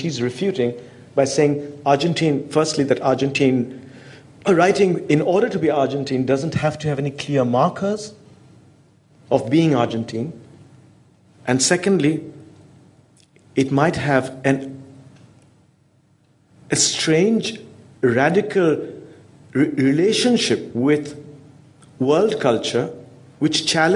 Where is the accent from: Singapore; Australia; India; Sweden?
India; As an Indian